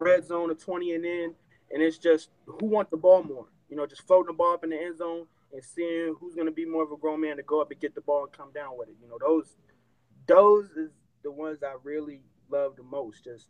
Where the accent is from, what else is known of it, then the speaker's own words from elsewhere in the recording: California, United States; I'm from California